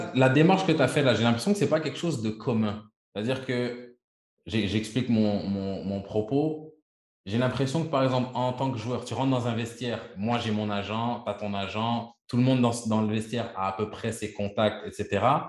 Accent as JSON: {"language": "French", "region": "Quebec", "country": "Canada", "said": "je suis, je suis canadien, québécois."}